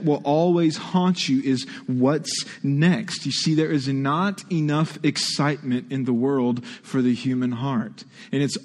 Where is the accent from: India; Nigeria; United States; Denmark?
United States; Texas; now in Ohio, United States; I was born and raised in Texas.